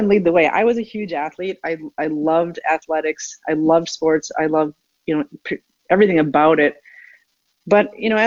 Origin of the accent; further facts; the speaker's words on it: Minnesota, United States; moved away as an adult; also born or lived in East Coast / Atlanta / Chicago; I'm born and raised in Minnesota